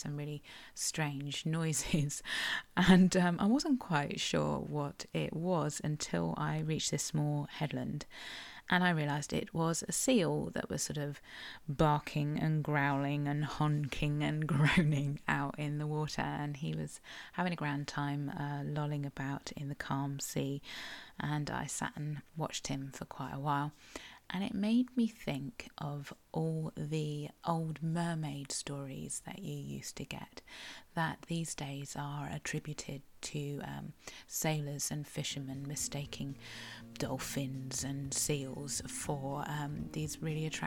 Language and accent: English; South West England, United Kingdom; I am a Cornish writer with a bit of an obsession for our local history